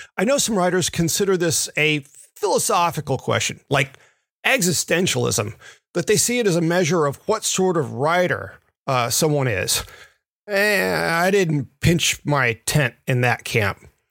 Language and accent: English; Memphis, Tennessee, United States; moved away; the ones I grew up riding in Memphis